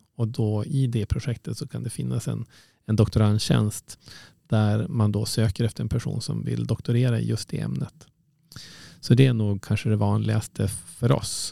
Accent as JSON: {"language": "Swedish", "town": "Umeå", "region": "Västerbotten County", "country": "Sweden", "tie": "born or raised there", "also_born_or_lived": "Uppsala", "said": "Jag är född och uppvuxen i, i Umeå"}